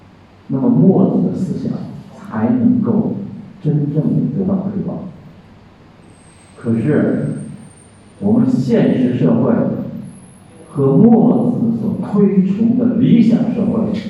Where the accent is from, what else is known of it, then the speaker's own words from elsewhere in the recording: Thailand; Chinese is a second language; 不要说中国，我们泰国人能做到，能做到，只要是有能力的人就能来管理国家。